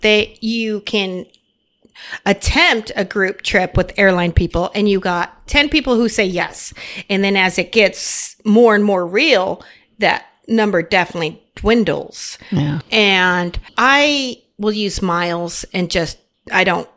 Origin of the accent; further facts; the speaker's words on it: Las Vegas, Nevada, United States; moved away as an adult; also born or lived in Cottonwood, Arizona / Phoenix, Arizona; I grew up in Las Vegas. I was born in Arizona, Cottonwood, a small town, right? And I grew up in Las Vegas.